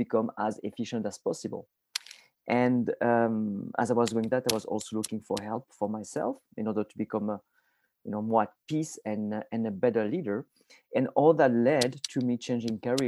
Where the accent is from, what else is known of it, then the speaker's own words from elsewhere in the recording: south of France, France; moved away; I am originally from France. I was born in a tiny village in the south of France, about 3 hours north of Barcelona